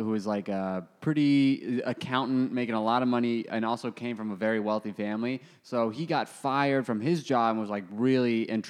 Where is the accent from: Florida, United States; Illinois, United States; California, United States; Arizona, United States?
Arizona, United States; moved away as an adult; now in New York, United States; Dude, I grew up in Arizona. I spent almost the past year out of Arizona.